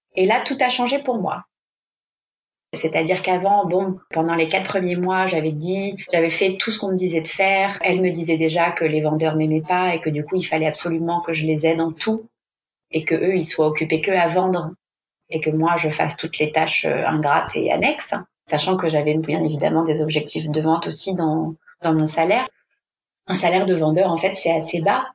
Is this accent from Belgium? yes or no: no; France; moved away as an adult; now in Barcelona, Spain; Je suis française, mais je vis à Barcelone depuis bientôt quatre ans.